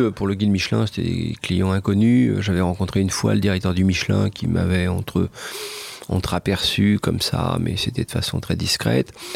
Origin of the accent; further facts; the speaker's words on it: France; also born or lived in Japan; je suis un Français